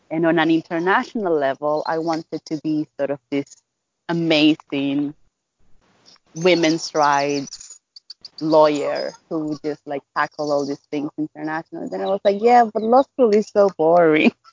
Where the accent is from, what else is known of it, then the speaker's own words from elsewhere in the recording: Dominican Republic; I am a writer, I am a campaigner, and I am a researcher from the Dominican Republic.